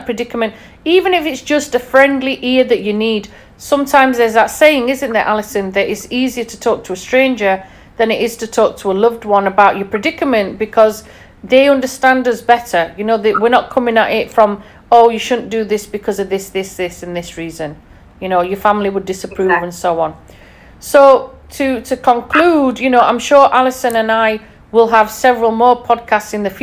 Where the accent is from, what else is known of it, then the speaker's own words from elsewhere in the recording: Yorkshire and the Humber, United Kingdom; being a Yorkshire lass